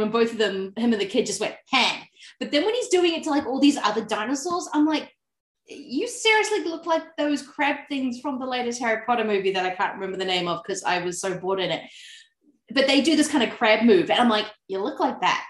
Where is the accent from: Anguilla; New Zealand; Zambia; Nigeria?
New Zealand; accent: Kiwi; moved away as an adult; now in Melbourne, Australia; I was kind of lucky that in growing up in New Zealand